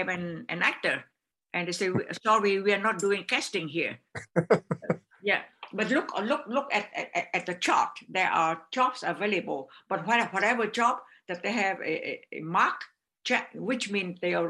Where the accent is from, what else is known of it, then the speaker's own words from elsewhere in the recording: Vietnam; English is a second language; moved away as an adult; also born or lived in Toronto, Canada; now in United States; uproot from my hometown to another country